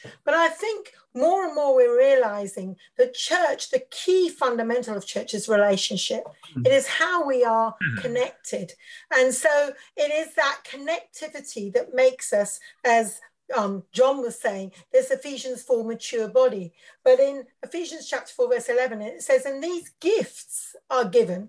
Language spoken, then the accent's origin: English; India; also born or lived in Africa; now in United Kingdom; I'm a Mish kid, preacher's kid. So I grew up in India, and then I served as a missionary in Africa. And then I came back to Britain when I was 30 years old.